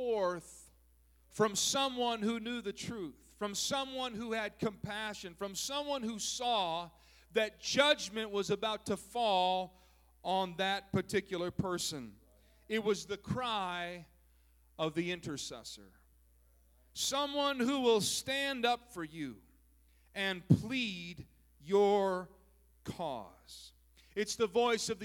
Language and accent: English; southern Minnesota, United States; now in California, United States; When I was a boy, growing up, I grew up in Minnesota, southern Minnesota